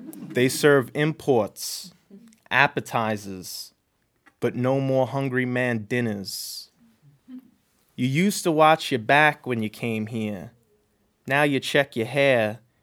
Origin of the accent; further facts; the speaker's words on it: New York, United States; now in Seattle, United States; I grew up in New York